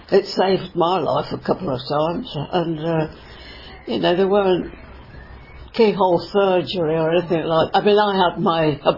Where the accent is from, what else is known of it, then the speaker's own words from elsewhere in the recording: Coventry, West Midlands, United Kingdom; also born or lived in Birmingham; when I was seven, we came to Coventry. and I went to Stoke School. Uh, I was there till I was 14.